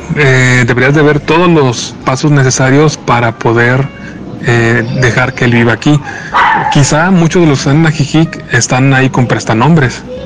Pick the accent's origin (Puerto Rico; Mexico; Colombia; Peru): Mexico; siendo de aquí